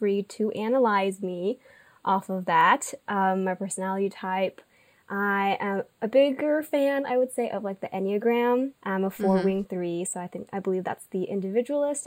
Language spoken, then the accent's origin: English; Irvine, California, United States; I grew up, like Janet, in Orange County. So I'm from Irvine